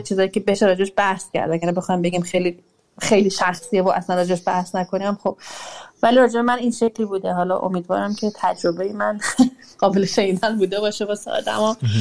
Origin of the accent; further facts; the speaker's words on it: Iran; moved away as an adult; سنم کم نبوده وقتی از ایران اومدم بیرون 34 سالم بوده وقتی اومدم بیرون